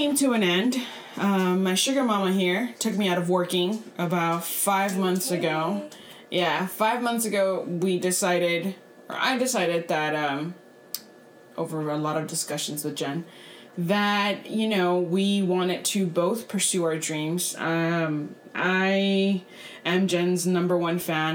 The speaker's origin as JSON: {"language": "English", "town": "Brownsville", "region": "Texas", "country": "United States", "tie": "born or raised there", "said": "I was born and raised here in Brownsville. I've been here my whole life"}